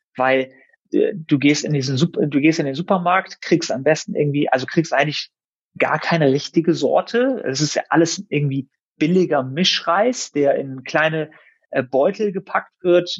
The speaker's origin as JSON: {"language": "German", "country": "Germany", "tie": "born or raised there", "said": "meine Eltern sind aus dem Iran. Ich bin zwar hier in Deutschland geboren und aufgewachsen"}